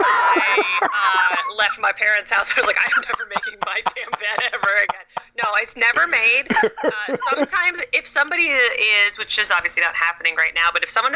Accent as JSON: {"language": "English", "region": "California", "country": "United States", "said": "And I know I'm from California and that's like real hippy dippy."}